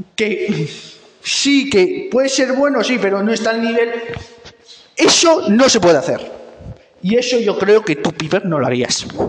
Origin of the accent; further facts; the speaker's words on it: Tórtola de Henares, Castilla-La Mancha, Spain; en mi pueblo en Tortola de Henares